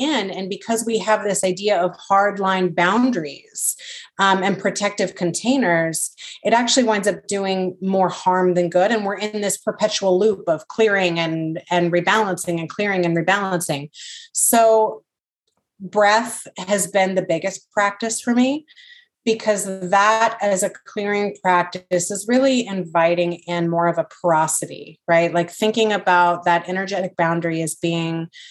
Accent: the South, United States; growing up in the Christian South, with a very conservative

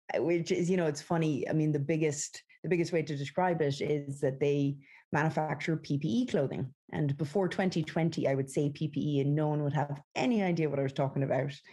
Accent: west of Ireland, Ireland; moved away as an adult; also born or lived in San Francisco; now in United States; I grew up in the west of Ireland

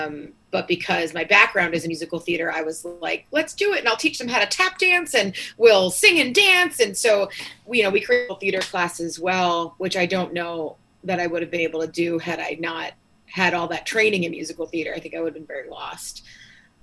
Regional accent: North Babylon, New York, United States; growing up in New York, I was in North Babylon.

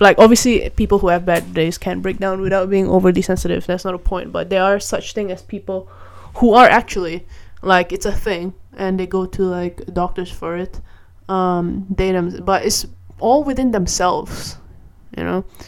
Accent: Malaysia; I grew up in Malaysia

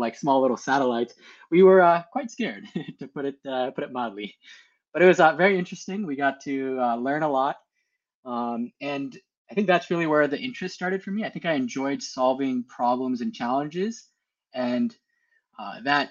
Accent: Southern California, United States; I grew up in Southern California, so got to enjoy the great weather. So I've been here since 2007

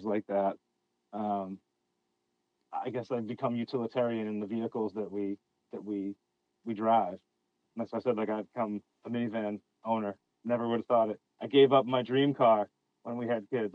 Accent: right outside Boston, Massachusetts, United States; I'm from New England, Massachusetts, right outside Boston

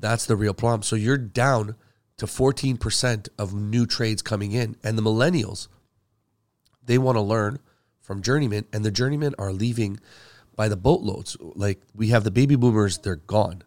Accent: Canada; also born or lived in Middle East; I'm from the Middle East originally. Uh, I mean, I came here when I was five, so I'm really, like, Canadian

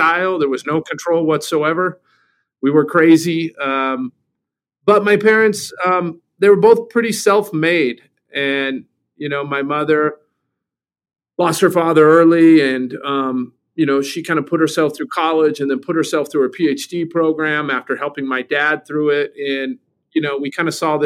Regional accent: Provo, Utah, United States; born or raised there; also born or lived in Eugene, Oregon / Seoul / Mexico City

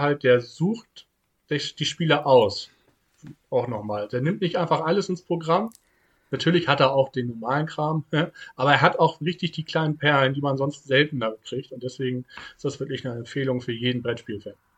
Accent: Hamburg, Germany; Ich komme ja nun mal aus Hamburg

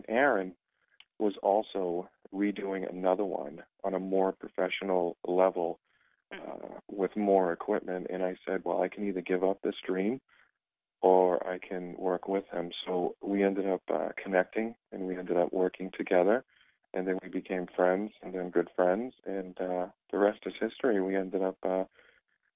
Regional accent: East Bridgewater, Massachusetts, United States; as a kid growing up in East Bridgewater

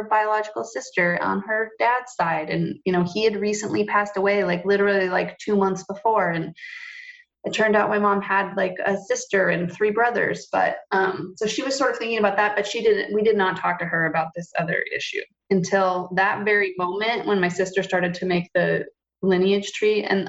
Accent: Montana, United States; moved away; took me back to Montana. We lived with my grandparents, her parents, until they got divorced

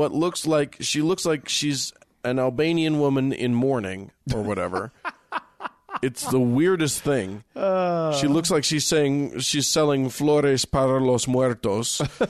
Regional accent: West Virginia, United States; I'm an atheist from West Virginia.

